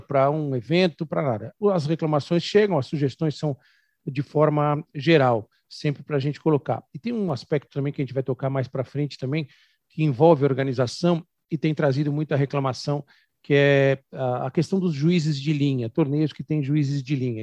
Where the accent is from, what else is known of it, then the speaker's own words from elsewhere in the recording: São Paulo, Brazil; Eu que sou de São Paulo, que jogo beach tênis em academia